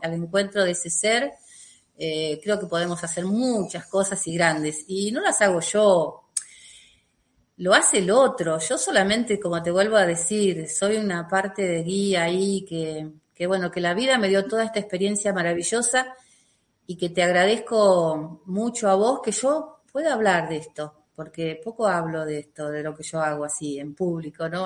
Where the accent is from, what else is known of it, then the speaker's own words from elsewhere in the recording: Lavallol, Buenos Aires Province, Argentina; vivo en la Argentina, eh, y vivo en el lugar que nací, o sea, en mi pueblo, Lavallol, eh, ahí es donde yo vivo